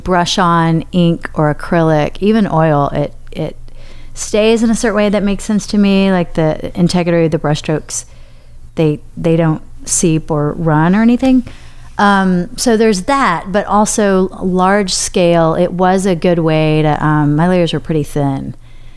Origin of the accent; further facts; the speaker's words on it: Hot Springs, Arkansas, United States; moved away as an adult; also born or lived in Knoxville / Boston; now in Nashville, United States; I am from Arkansas